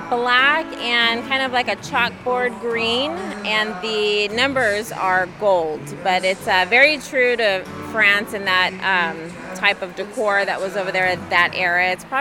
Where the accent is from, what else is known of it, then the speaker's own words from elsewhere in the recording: Southern California, United States; Southern California.